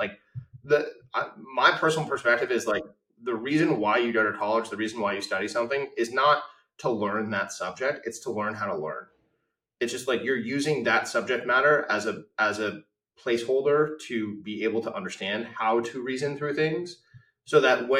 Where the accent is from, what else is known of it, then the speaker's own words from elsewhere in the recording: Palo Alto, California, United States; I grew up in Palo Alto in the 90s